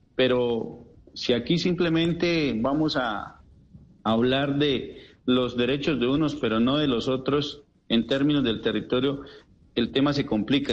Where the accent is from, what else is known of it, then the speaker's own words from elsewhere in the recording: Puracé, Cauca, Colombia; yo soy del municipio de Puracé